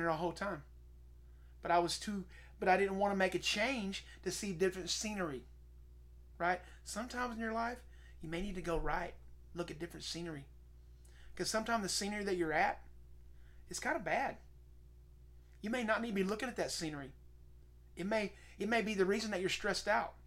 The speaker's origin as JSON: {"language": "English", "town": "Seminole", "region": "Oklahoma", "country": "United States", "moved": "yes", "said": "I am from Seminole, Oklahoma"}